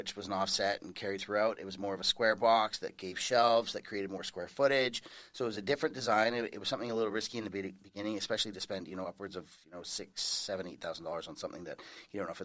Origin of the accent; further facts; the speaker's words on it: North Vancouver, British Columbia, Canada; moved away as an adult; now in Langley, Canada; I was born and raised in North Vancouver, and then moved to Langley 10 years ago now